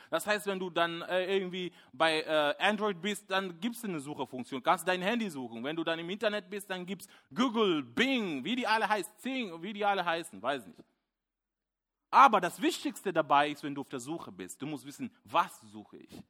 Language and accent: German; Kenya; German is a second language; moved away as an adult; now in Germany; ich bin schon länger hier in der Gemeinde und auch in Deutschland. Ich bin damals äh, ähm, aus Kenia gekommen, ein junger Mann. Ich war ähm, ja, sehr äh, nervös, vielleicht zum Teil naiv, konnte nicht so gut Deutsch